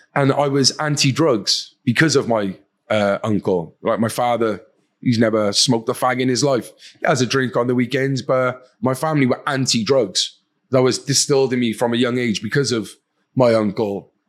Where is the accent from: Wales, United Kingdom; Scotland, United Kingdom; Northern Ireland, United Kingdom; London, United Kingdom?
Wales, United Kingdom; Cardiff; accent: Welsh; I'm from Cardiff, uh, capital city of Wales, um, from an area called Fairwater or Pentrebing, kind of the same area. Um, typical council estate, uh, loving family.